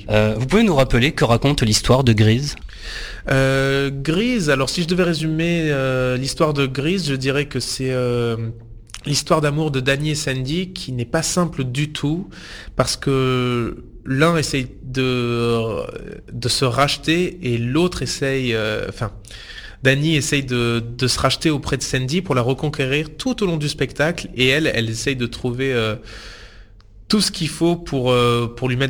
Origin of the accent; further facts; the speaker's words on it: Maubec, Provence-Alpes-Côte d'Azur, France; j'ai grandi dans le sud de la France, dans la région d'Avignon, dans un petit village qui s'appelle Maubec, près de Cavaillon.